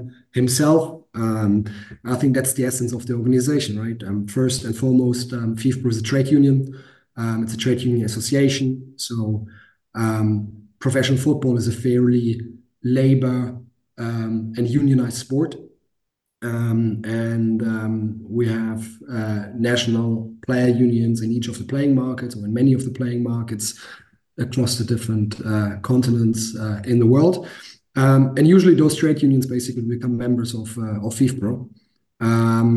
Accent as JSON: {"language": "English", "region": "Hamburg", "country": "Germany", "tie": "born or raised there", "said": "I played at the academy team in my hometown in Hamburg, at FC St. Pauli"}